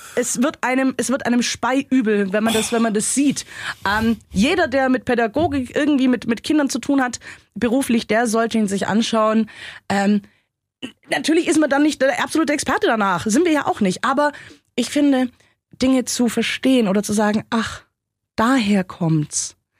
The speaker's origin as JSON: {"language": "German", "country": "Germany", "said": "bei uns in Deutschland"}